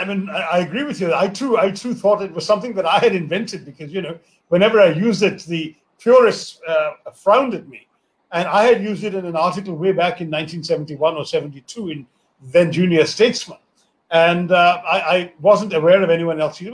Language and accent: English; India; I grew up in India without television, without computers, without mobile phones